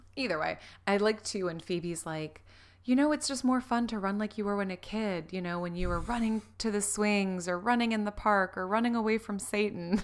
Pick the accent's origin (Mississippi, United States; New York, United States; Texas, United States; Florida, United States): Florida, United States; growing up in Florida